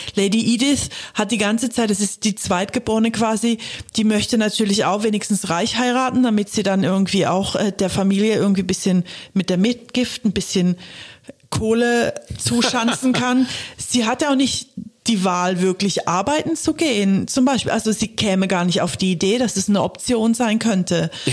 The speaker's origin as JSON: {"language": "German", "country": "Germany", "tie": "born or raised there", "also_born_or_lived": "England", "said": "ich bin in Deutschland aufgewachsen"}